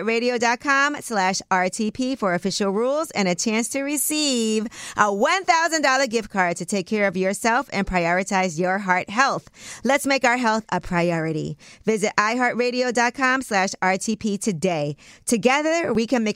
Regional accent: New York, United States; I'm from New York

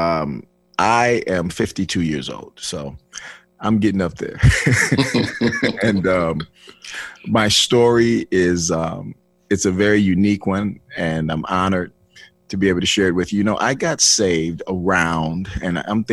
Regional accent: Flint, Michigan, United States; I was born and raised in Flint, Michigan

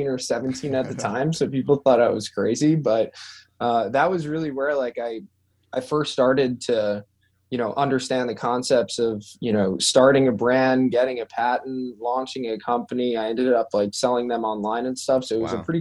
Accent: Long Island, New York, United States; I grew up in Long Island, New York

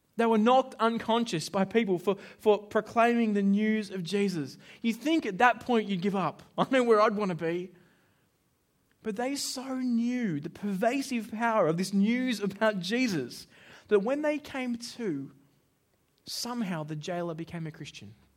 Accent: Australia; as an Australian

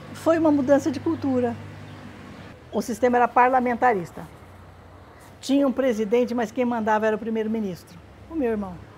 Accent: Tupã, São Paulo, Brazil; moved away; Nós nascemos, os quatro filhos nascemos em Tupã.

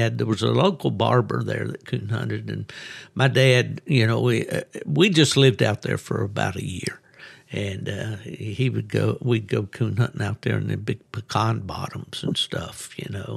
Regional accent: West Virginia, United States; also born or lived in Charleston; I grew up in West Virginia

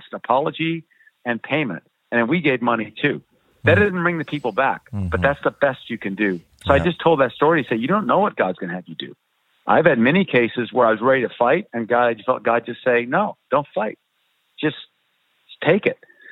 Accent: United States; moved away as an adult; also born or lived in Myanmar; I am an American

